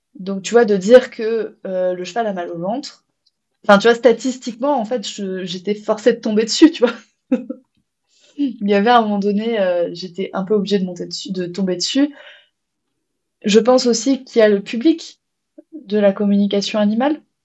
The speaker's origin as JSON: {"language": "French", "country": "France", "said": "chez nous, en France"}